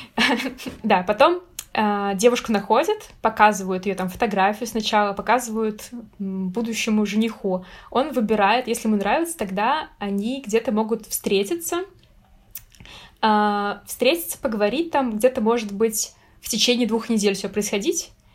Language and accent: Russian; Russia; я из России